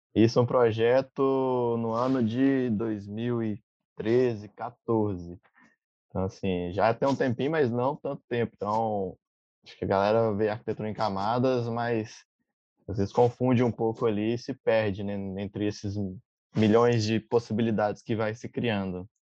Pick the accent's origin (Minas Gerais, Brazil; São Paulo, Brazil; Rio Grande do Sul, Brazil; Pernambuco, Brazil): Minas Gerais, Brazil; now in Florianópolis, Brazil; sou de Minas, mas atualmente moro em Floripa, Santa Catarina